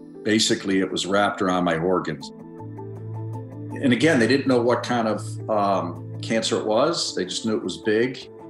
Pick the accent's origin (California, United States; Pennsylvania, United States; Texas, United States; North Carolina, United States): Pennsylvania, United States; Pittsburgh; moved away as an adult; now in Cincinnati, United States; I am 59 years old. I am from, born and raised in Pittsburgh, Pennsylvania, and lived there the first 23 years of my life. I currently live in Cincinnati, Ohio, where I've lived for the last 23 years.